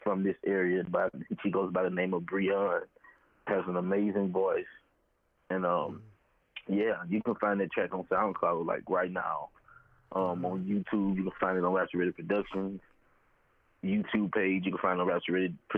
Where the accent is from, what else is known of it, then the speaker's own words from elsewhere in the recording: Baton Rouge, Louisiana, United States; Born and raised in Baton Rouge, Louisiana.